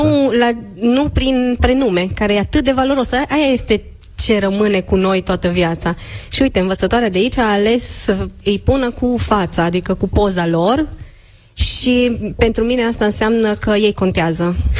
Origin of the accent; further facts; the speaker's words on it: Cluj-Napoca, Cluj County, Romania; eu sunt de la Cluj, sunt mai înceată